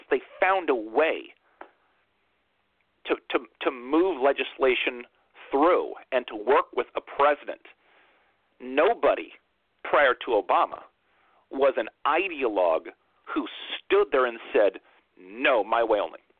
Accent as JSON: {"language": "English", "town": "Brooklyn", "region": "New York", "country": "United States", "said": "Vote for me because I'm a kid from Brooklyn."}